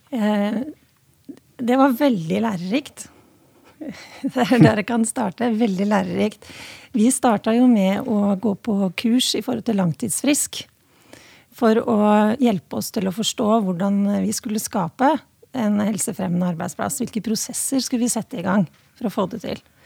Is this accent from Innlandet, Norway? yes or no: yes; Hedmarken, Innlandet, Norway; nå kommer jeg fra Hedmarken, og der sier vi 'slækk har vi gjort i alle år'